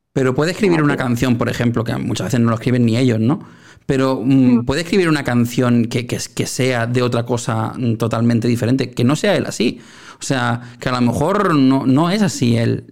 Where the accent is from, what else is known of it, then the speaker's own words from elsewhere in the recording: Spain; aquí en mi país, en España